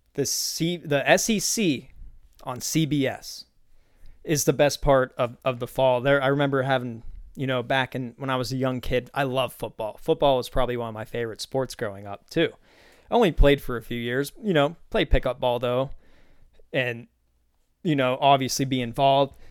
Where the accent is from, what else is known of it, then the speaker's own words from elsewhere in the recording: Pennsylvania, United States; moved away; I grew up in Pennsylvania